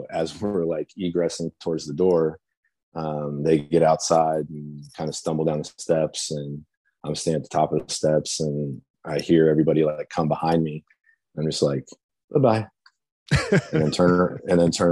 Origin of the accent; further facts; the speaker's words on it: Louisville, Kentucky, United States; Louisville, Kentucky, my hometown